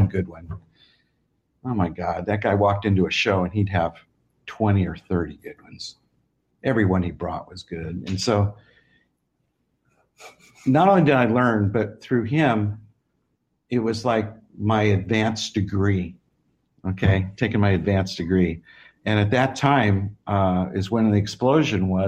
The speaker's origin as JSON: {"language": "English", "region": "Arizona", "country": "United States", "tie": "born or raised there", "said": "I grew up in Arizona"}